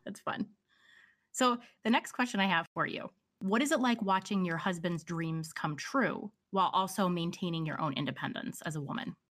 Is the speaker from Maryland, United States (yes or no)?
no; Pennsylvania, United States; born or raised there